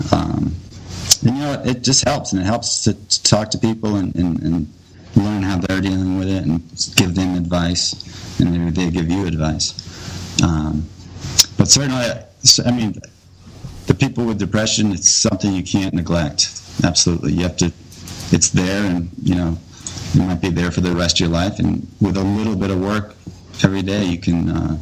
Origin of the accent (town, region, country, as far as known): United States; born or raised there